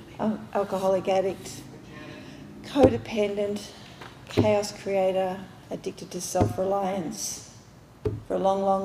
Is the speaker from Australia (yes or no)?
yes; Australia; moved away; I'm Australian